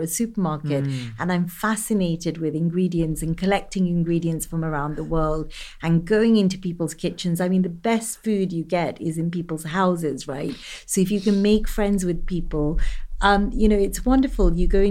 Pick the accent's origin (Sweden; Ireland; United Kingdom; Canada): United Kingdom; I'm East African, Indian, I'm British.